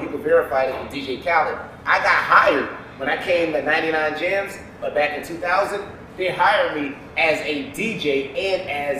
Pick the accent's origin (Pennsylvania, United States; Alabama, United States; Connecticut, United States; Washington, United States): Pennsylvania, United States; Philadelphia; now in Miami, United States; Born and raised in Philadelphia.